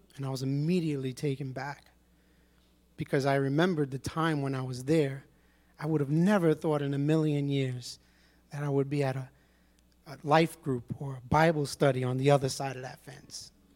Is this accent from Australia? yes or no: no; New York City, New York, United States; I was born and raised in Brooklyn, East New York